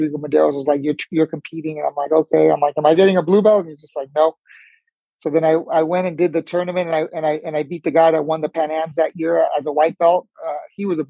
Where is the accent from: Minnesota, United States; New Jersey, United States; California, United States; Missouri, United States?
California, United States; El Monte; also born or lived in Cuba; Grew up in El Monte, California.